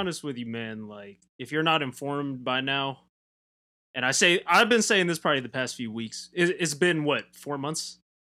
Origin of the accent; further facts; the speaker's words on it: Southern California, United States; I'm from Southern California.